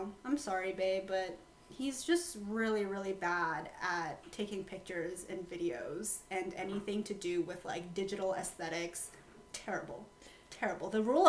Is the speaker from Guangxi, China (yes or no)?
yes; Guangxi, China; moved away; So, I'm from Guangxi province, and our neighboring province is Guangzhou, and they're a Cantonese-speaking province.